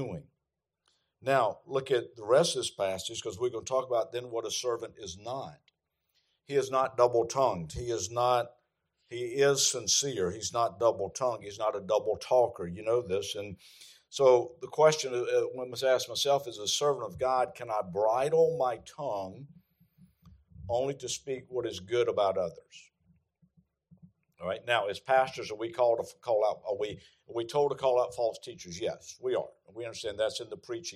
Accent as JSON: {"language": "English", "region": "the South", "country": "United States", "said": "I'm from the South"}